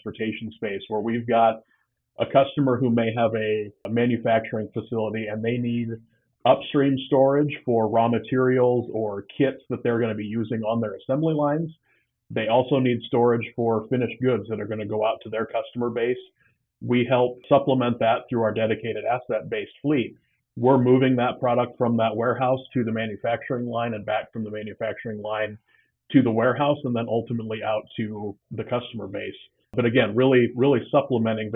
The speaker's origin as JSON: {"language": "English", "area": "just outside Iowa City", "region": "eastern Iowa", "country": "United States", "tie": "born or raised there", "also_born_or_lived": "Cedar Falls, Iowa", "said": "So I'm an Iowa kid, born and raised. I grew up over in the eastern part of the state, just outside of Iowa City"}